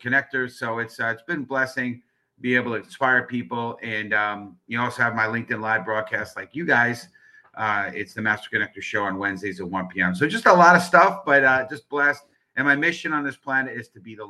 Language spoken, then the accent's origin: English; New York City, New York, United States; born and raised in the Bronx